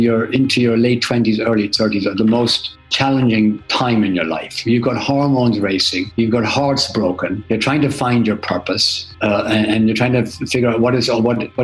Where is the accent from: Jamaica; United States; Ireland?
Ireland; Drumconrath, County Meath; also born or lived in Germany; I grew up in Drumconrath in County Meath, I guess a very fertile county in Ireland.